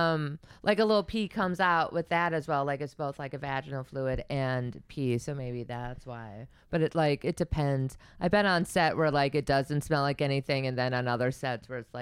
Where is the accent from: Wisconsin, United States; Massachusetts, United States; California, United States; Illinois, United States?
Wisconsin, United States; Like, yeah, I grew up in Wisconsin.